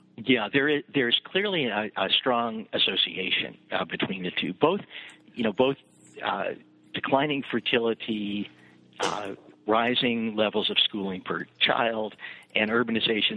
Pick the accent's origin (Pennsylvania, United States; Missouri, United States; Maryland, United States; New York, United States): Missouri, United States; Kansas City; moved away; also born or lived in New Jersey / Chapel Hill, North Carolina / Ann Arbor, Michigan; I grew up in Kansas, uh, uh, in Kansas City, Missouri